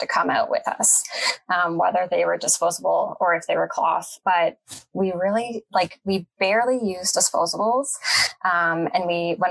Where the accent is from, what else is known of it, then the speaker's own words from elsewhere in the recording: Canada; also born or lived in Petawawa, Ontario; I am Canadian